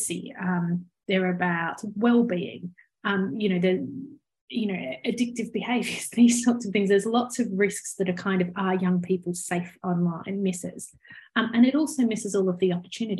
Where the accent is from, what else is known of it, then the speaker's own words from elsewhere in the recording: Australia; your listeners might have spotted by my accent that I clearly grew up in Australia